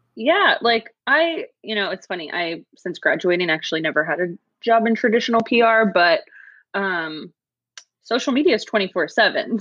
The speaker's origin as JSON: {"language": "English", "town": "Sacramento", "region": "California", "country": "United States", "tie": "born or raised there", "also_born_or_lived": "Danville, California / Bay Area", "said": "I was born in the Bay Area, and then my family moved to the suburbs outside of Sac when I was seven. Seven, yeah, and uh, was raised in the burbs"}